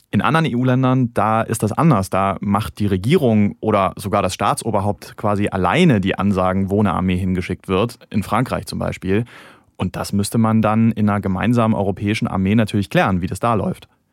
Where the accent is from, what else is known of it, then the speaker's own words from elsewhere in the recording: Germany; Wir als Deutsche